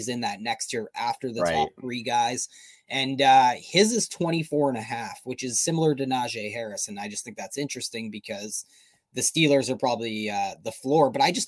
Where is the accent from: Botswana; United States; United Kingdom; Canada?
Canada; We're too Canadian